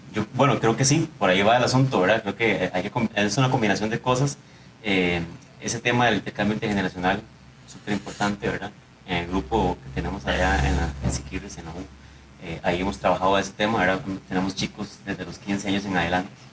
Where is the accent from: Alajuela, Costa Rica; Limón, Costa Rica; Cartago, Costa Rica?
Limón, Costa Rica; Siquirres; moved away as an adult; now in San José, Costa Rica; soy de Limón, ¿verdad? También, de nacimiento, cédula 7, de Siquirres, a mucho orgullo